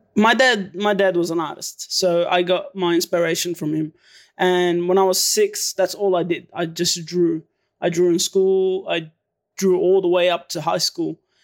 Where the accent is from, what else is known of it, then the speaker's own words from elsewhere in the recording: Melbourne, Victoria, Australia; also born or lived in Syria; my dad flew us over here to S, Melbourne, Australia, and ever since then, I've been living in Melbourne, Australia